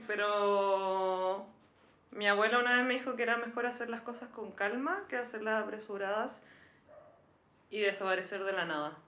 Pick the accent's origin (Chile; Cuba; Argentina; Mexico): Chile; Antofagasta; Yo soy de Antofagasta